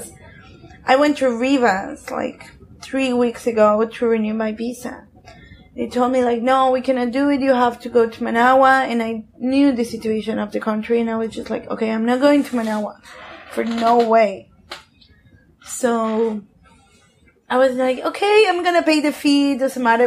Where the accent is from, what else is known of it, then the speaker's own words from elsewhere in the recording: Mexico City, Mexico; moved away as an adult; now in Nicaragua; I'm from Mexico